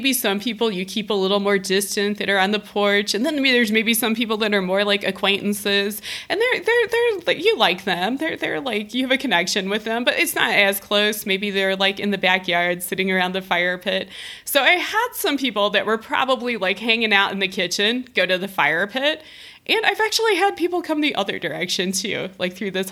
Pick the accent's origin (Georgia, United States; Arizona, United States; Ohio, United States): Ohio, United States; now in Denver, United States; moving back to Ohio, to my home state